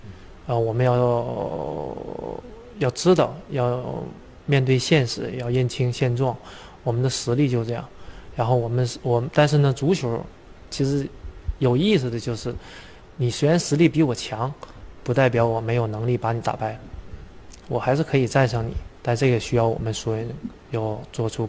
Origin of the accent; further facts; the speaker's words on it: Liaoning, China; 我的家乡球队辽宁队